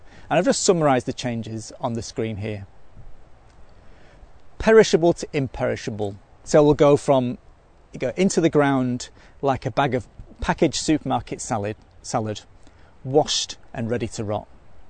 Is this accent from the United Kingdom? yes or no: yes; Manchester, North West England, United Kingdom; accent: Mancunian; now in Australia; But let me tell you, when I go back to Manchester, where I'm from, if I don't tidy my accent back up to its original Mancunian, I get lots of stick for sounding Aussie.